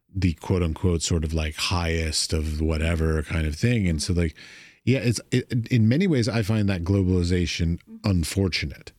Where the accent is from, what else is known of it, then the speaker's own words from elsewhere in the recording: United States; As an American